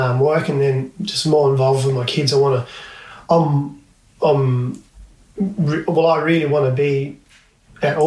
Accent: Port Lincoln, South Australia, Australia; growing up in Port Lincoln, walking to and from school

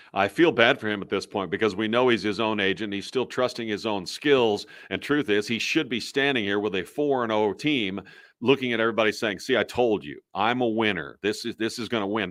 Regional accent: Kansas City, Missouri, United States; I'm from Kansas City

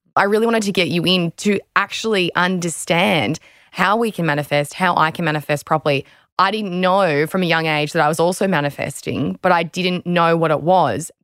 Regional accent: Australia

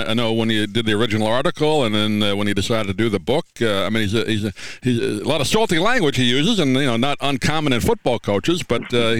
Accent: Long Island, New York, United States; I grew up in New York, you know, so Long Island

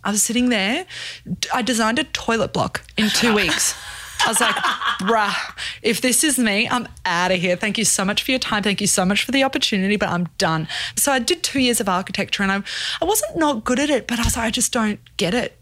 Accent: Brisbane, Queensland, Australia; born or raised there; moved away as an adult; also born or lived in South Africa; now in Brooklyn, United States

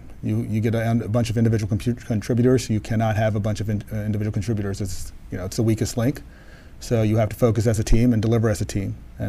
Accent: Washington, District of Columbia, United States; I'm born in Washington, D.C.

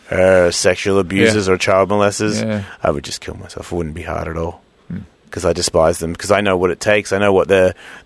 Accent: Australia; moved away

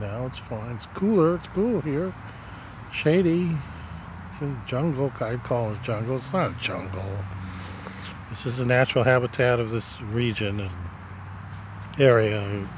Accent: Nebraska, United States; now in Miami, United States; my hometown in Nebraska

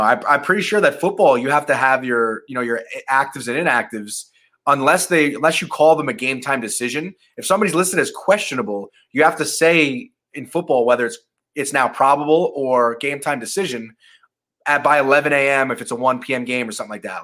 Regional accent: Long Island, New York, United States; I'm from Long Island

